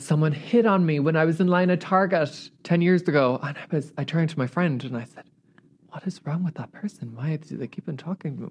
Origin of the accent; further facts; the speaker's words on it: Ireland; moved away as an adult; now in Los Angeles, United States; growing up in Ireland